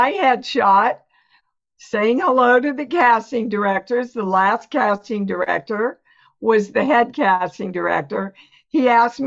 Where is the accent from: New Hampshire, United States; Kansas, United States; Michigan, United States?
Kansas, United States; moved away as an adult; also born or lived in New York; I was born and raised in Kansas, never left Kansas till I went to New York